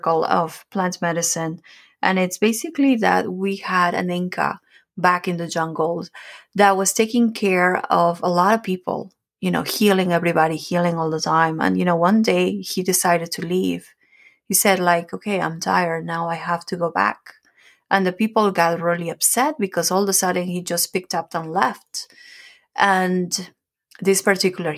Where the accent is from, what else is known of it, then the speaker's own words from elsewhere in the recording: Peru; moved away; I'm from Peru, so ayahuasca is something that we know about, that we do it